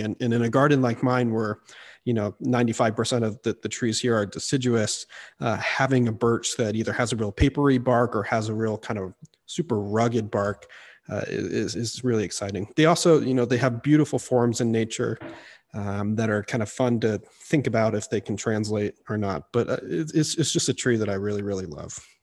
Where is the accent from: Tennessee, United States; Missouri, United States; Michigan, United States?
Missouri, United States; I, I grew up in Missouri, um, in the deciduous woods there